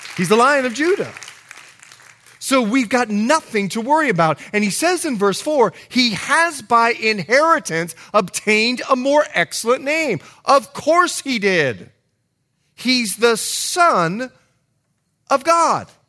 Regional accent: Bahamas; moved away; I'm from the Bahamas, so we know English culture very, very well

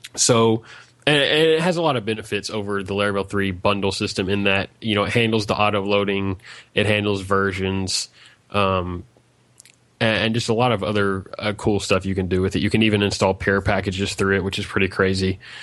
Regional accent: Arkansas, United States; I'm from Arkansas, United States

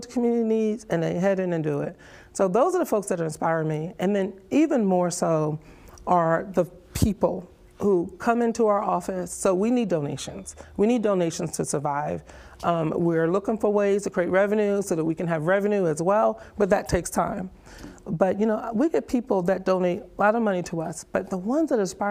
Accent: New Jersey, United States; moved away as an adult; also born or lived in Charlotte, North Carolina; now in Mullins, United States; Jersey girl, born and raised.

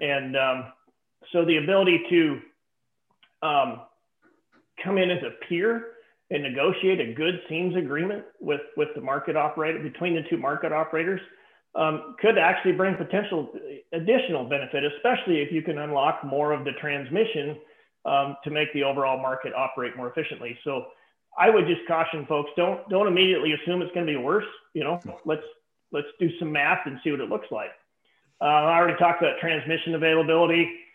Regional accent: the West, United States; I'm from the West

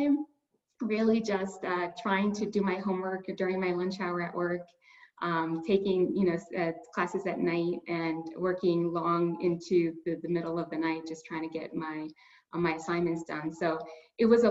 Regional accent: Inglewood, California, United States; I grew up in Inglewood, California.

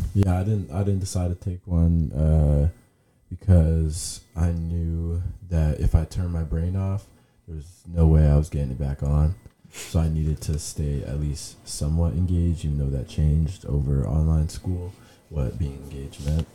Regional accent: Toronto, Ontario, Canada; moved away; also born or lived in Lynchburg, Virginia; Originally from Toronto, Canada

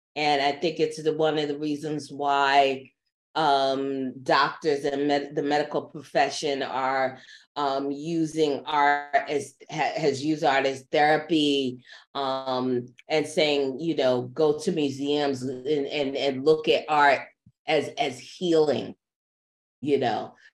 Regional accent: New York, United States; born and raised New Yorker

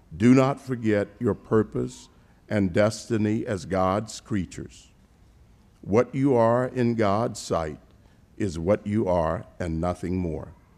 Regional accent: Savannah, Georgia, United States; my hometown of Savannah, Georgia

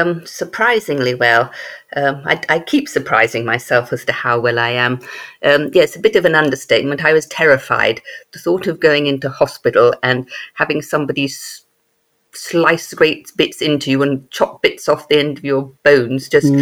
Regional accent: England, United Kingdom; also born or lived in Germany / Malaysia / Belgium; My father is military, so I was born in Germany, moved to Malaysia, got to England about the age of four, moved from Yorkshire to Wiltshire to Surrey to Belgium to Germany.

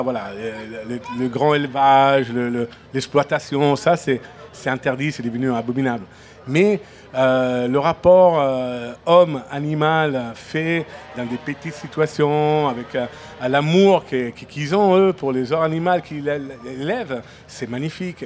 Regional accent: Friuli-Venezia Giulia, Italy; French is a second language; also born or lived in Venice / Mimet; now in France; c'est chez moi un peu. Moi, je viens du Frioul. Euh, Friuli Venezia, Giulia, donc euh, c'est à côté de Venise.

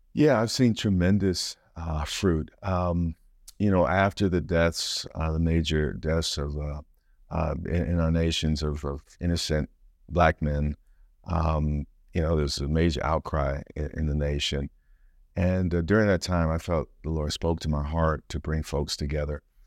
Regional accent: United States; as an American

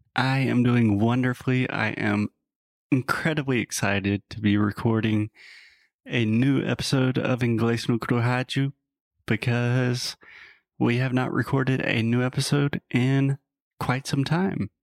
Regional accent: South Carolina, United States; I'm originally from the U S, from South Carolina

